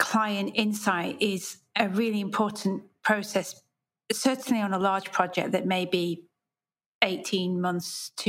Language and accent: English; United Kingdom; So as a British designer, I have many times explored platforms that are designed for international markets.